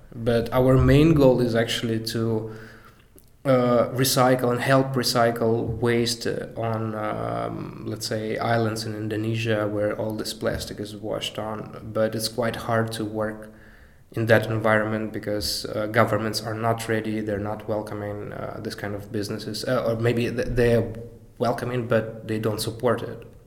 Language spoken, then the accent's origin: English; Mariupol, Donetsk Oblast, Ukraine; also born or lived in Kyiv, Ukraine / Denmark / Germany / Rotterdam, Netherlands; now in Amsterdam, Netherlands; I'm originally from Mariupol, from Ukraine, then we moved to Kiev